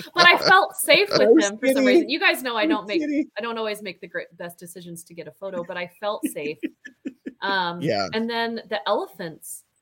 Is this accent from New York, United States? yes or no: no; Utah, United States; we're from United States and we're from Utah